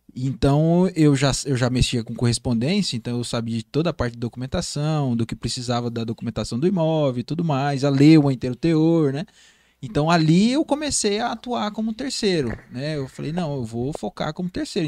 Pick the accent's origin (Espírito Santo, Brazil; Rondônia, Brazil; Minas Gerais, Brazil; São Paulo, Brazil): Rondônia, Brazil; Porto Velho; eu fui criado no Bairro Novo, né? Eu sou cria do Bairro Novo.